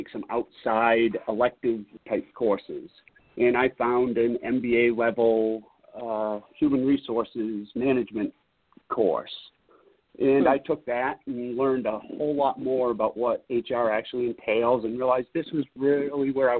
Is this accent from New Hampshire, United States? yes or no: yes; New Hampshire, United States; moved away as an adult; now in Seattle, United States; I grew up in New Hampshire.